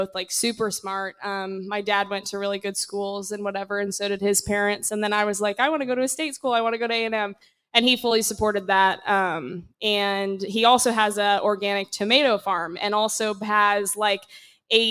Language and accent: English; Fort Lauderdale, Florida, United States; I'm from Fort Lauderdale.